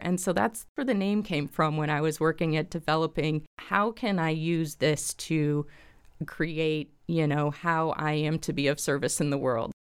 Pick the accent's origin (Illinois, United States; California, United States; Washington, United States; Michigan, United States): Illinois, United States; Springfield; I am from Springfield, born and raised in Springfield here